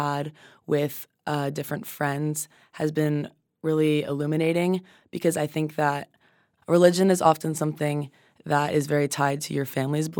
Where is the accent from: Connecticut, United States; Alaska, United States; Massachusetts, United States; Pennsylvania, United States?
Connecticut, United States; I'm from Connecticut.